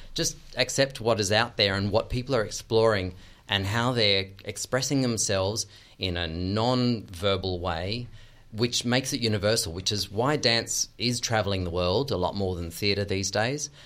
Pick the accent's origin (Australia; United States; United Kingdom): Australia; moved away; as an Australian